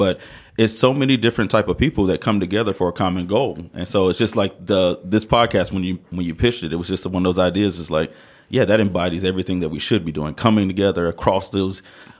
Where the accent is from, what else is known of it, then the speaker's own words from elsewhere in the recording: Southern Pines, North Carolina, United States; moved away as an adult; also born or lived in Morganton, North Carolina; now in Hickory, United States; Originally Southern Pines, out near Pinehurst, Fayetteville area.